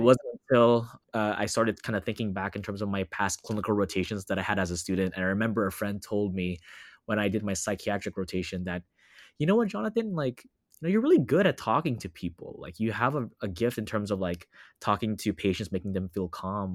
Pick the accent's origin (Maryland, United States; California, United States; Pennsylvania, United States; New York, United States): California, United States; Los Angeles; also born or lived in Orlando, Florida; I'm currently based in Los Angeles, California. I was born and raised here